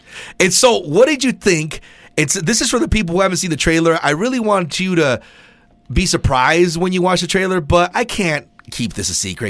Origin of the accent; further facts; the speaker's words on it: Southern California, United States; me in Southern California, growing up in Southern California.